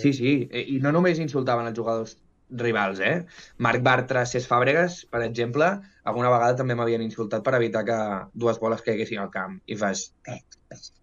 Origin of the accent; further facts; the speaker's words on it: Barcelona, Catalonia, Spain; Vaig néixer a Barcelona, al carrer Lapan, dos carrers al costat d'on viuré ara